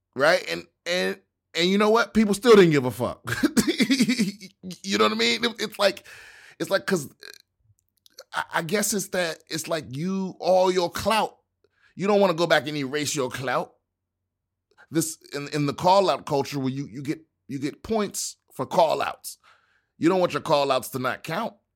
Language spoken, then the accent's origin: English; Washington, District of Columbia, United States; my hometown, Washington, D C